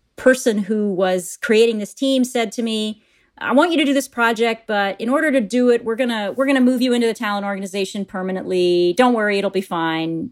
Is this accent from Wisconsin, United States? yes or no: yes; Appleton, Wisconsin, United States; moved away as an adult; also born or lived in New York; I'm a Midwesterner. I grew up in a little town called Appleton, Wisconsin.